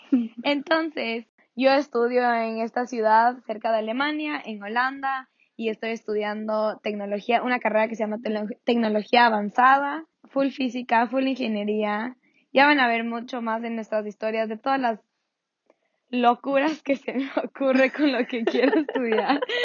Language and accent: Spanish; Ecuador; soy una mami ecuatoriana